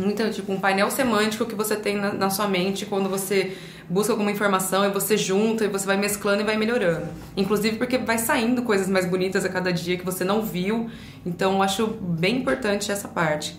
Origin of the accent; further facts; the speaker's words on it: Ribeirão Preto, São Paulo, Brazil; Sou de Ribeirão